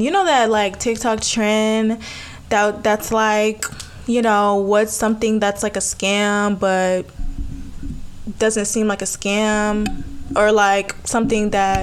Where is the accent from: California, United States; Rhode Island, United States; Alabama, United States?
Alabama, United States; I'm from Alabama.